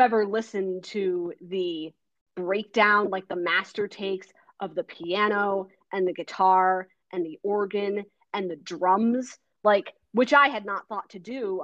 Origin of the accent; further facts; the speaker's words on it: United States; moved away; I was raised in the United States